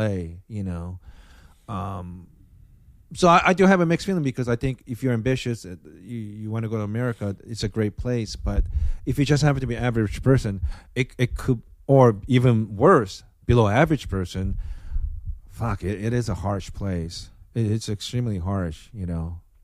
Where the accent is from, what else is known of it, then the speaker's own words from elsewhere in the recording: Osaka, Japan; now in United States; my hometown, Osaka